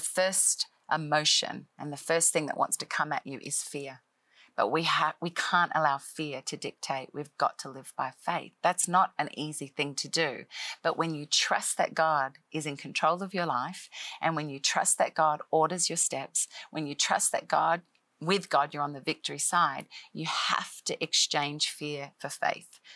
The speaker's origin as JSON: {"language": "English", "country": "Australia", "tie": "born or raised there", "moved": "as an adult", "lives_now": "Nashville, United States", "said": "I am an Australian-born uh, girl who grew up in Australia most of my life"}